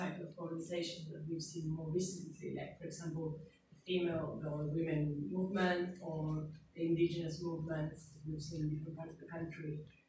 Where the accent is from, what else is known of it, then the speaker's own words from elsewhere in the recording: Argentina; accent: Argentinian; I'm obviously Argentinian with my accent